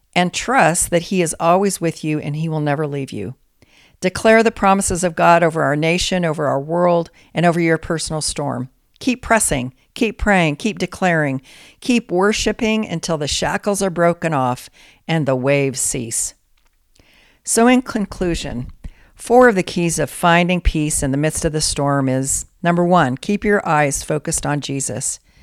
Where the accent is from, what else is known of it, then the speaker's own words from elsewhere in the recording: Colorado, United States; growing up in Colorado